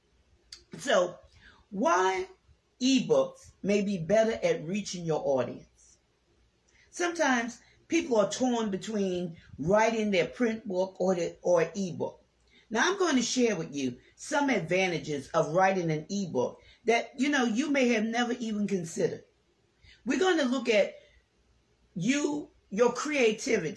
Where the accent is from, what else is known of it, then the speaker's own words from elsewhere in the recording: New Orleans, Louisiana, United States; I'm from New Orleans, Louisiana